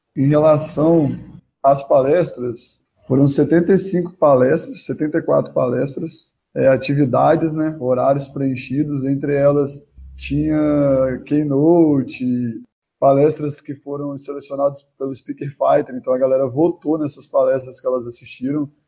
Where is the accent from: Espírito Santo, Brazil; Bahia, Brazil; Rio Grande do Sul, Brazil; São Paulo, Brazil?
Espírito Santo, Brazil; now in Belo Horizonte, Brazil; eu moro em Belo Horizonte atualmente, mas sou lá do Espírito Santo